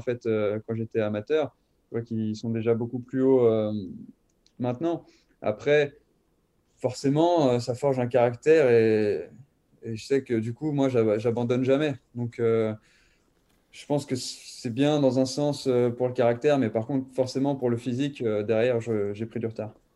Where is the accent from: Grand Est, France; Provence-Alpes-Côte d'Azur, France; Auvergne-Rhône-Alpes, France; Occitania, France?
Auvergne-Rhône-Alpes, France; Thonon-les-Bains; also born or lived in Lyon; quand j'ai déménagé de Lyon jusqu'à Tonon-les-Bains, où, mon père, en fait, il connaissait quelqu'un qui, qui tenait l'école de vélo de Tonon-les-Bains. Et donc, euh, on s'est inscrit, euh, mon frère et moi, mais moi, j'avais peut-être 4 ans